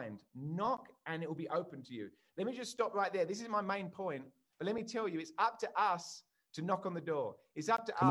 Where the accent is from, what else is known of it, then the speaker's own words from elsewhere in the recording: England, United Kingdom; moved away as an adult; now in United States; I'm English, as you can tell, and I live in America.